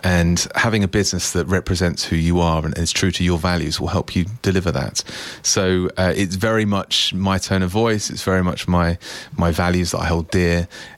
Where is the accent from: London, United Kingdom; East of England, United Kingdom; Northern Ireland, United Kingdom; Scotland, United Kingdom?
East of England, United Kingdom; So I was born and bred in Essex and then...